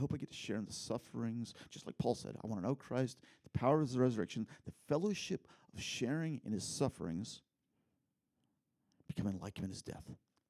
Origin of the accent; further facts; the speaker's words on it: Philippines; back when I was a kid in the Philippines, you guys know that I grew up in the Philippines in a little tribal group.